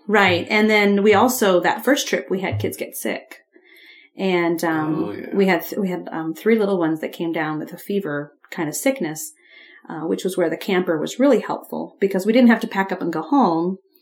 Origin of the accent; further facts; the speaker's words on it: Ohio, United States; when I was growing up in Ohio